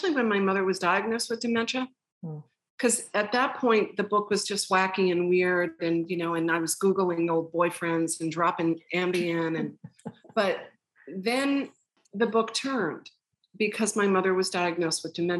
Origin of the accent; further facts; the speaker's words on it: Long Island, New York, United States; I grew up on Long Island